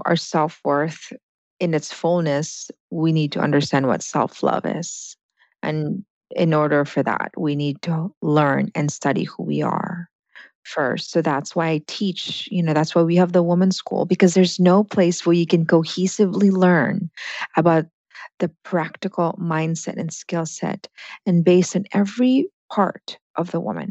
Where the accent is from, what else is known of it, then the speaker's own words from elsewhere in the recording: Philippines; English is a second language; moved away; I came from the Philippines, and that's a neurological wiring in that my language wasn't my first language.